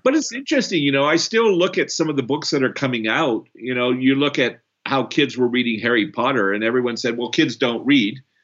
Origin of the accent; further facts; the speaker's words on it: Canada; moved away; also born or lived in Brazil; I'm also Canadian, um, born in Brazil.